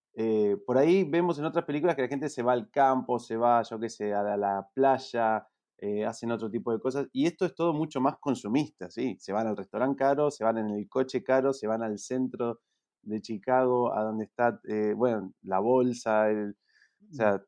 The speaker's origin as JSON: {"language": "Spanish", "region": "Neuquén", "country": "Argentina", "tie": "born or raised there", "moved": "yes", "said": "yo crecí en Neuquén"}